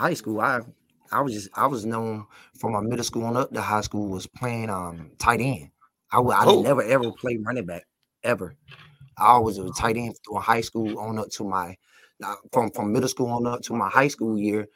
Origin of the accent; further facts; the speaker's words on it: Tarboro, North Carolina, United States; I'm from Tarboro, North Carolina. It's big on football, small town